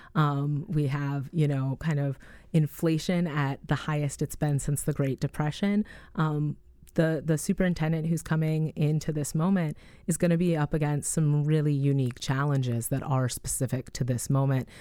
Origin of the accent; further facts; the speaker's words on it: Madison, Wisconsin, United States; I'm from Madison